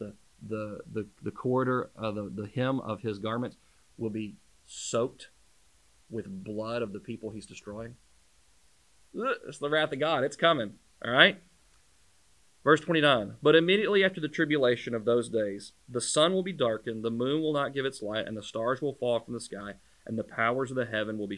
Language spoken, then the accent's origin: English; United States; We as a American culture